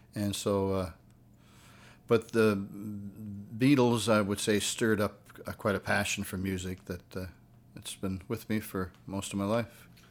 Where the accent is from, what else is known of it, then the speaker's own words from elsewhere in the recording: Sydney, Nova Scotia, Canada; I was born and raised in, uh, Cape Breton Island, Nova Scotia. I was born in Sydney.